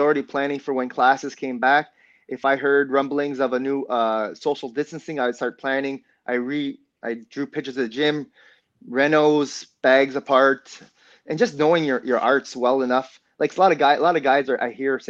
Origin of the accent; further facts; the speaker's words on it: Ontario, Canada; We're from Ontario